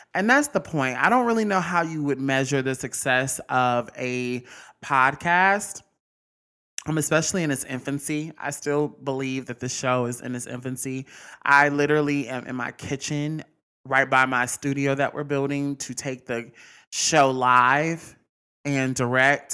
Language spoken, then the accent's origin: English; Mississippi, United States; I'm from Mississippi